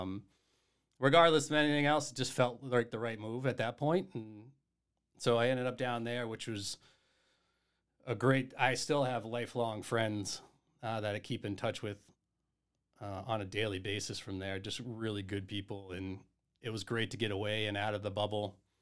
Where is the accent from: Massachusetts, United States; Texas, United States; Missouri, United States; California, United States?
Massachusetts, United States; Duxbury; also born or lived in Miamiville, Ohio; I actually grew up in Duxbury, Massachusetts